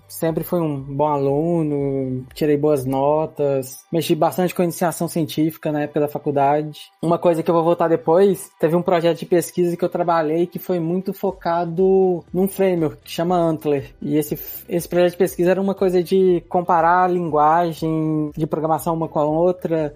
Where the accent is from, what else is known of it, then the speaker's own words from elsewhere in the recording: Belo Horizonte, Minas Gerais, Brazil; moved away as an adult; now in Estonia; Eu sou mineiro, de Belo Horizonte.